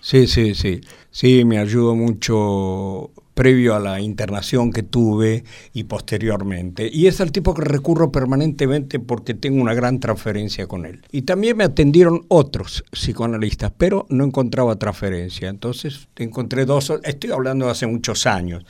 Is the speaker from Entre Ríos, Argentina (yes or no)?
no; Buenos Aires, Argentina; Ser porteño es amar el lugar donde uno nació